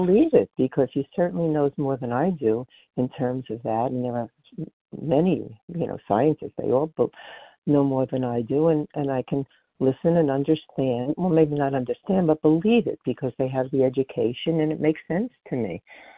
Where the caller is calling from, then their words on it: Colchester, Vermont, United States; I'm calling in from Colchester, Vermont.